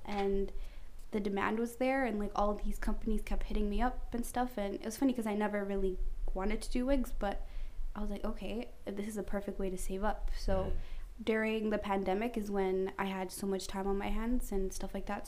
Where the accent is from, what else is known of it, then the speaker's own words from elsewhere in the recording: Canada; I'm Canadian